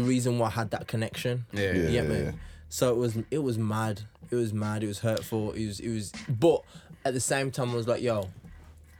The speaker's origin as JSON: {"language": "English", "region": "England", "country": "United Kingdom", "said": "I'm from England"}